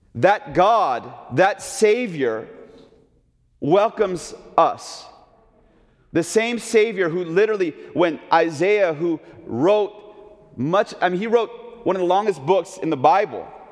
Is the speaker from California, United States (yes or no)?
yes; Oakland, California, United States; now in Chicago, United States; as a little kid growing up in Oakland, California